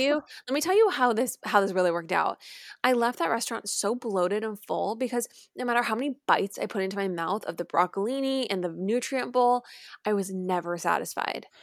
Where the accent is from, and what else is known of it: San Clemente, California, United States; moved away